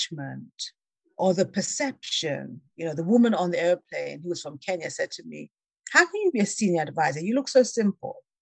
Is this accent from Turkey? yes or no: no; England, United Kingdom; moved away; I was born in England.